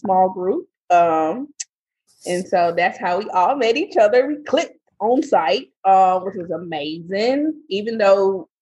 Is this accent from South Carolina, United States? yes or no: yes; Greenville, South Carolina, United States; moved away; I'm originally from Greenville, South Carolina.